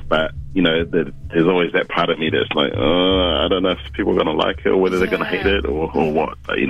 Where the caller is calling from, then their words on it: Wellington, New Zealand; Calling from Wellington.